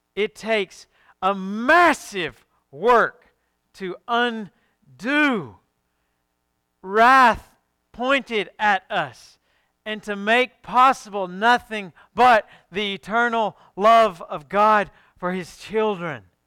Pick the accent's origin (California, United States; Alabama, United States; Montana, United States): Alabama, United States; I'm from Alabama.